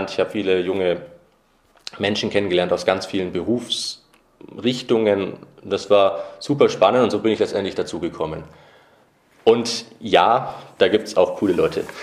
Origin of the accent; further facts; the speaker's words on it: Nuremberg, Bavaria, Germany; Ich bin dann im Nürnberger Norden aufgewachsen, dort in den Kindergarten gegangen